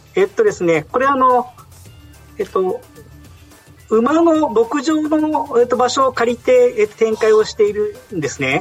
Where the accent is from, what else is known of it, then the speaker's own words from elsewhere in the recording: Tokyo, Japan; now in Hokkaido, Japan; なんか私東京の人間なんですね